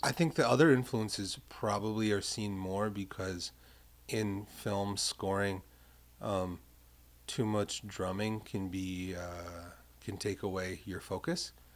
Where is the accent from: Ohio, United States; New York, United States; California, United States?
New York, United States; New York City; I'm from Carroll Gardens